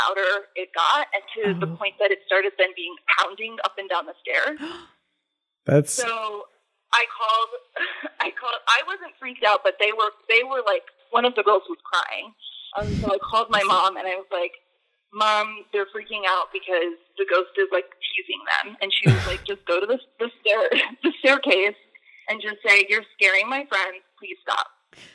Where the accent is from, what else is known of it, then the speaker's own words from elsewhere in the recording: Maryland, United States; also born or lived in Ridgewood, New York; now in New York, United States; I live in New York. I live in Ridgewood. I'm originally from Maryland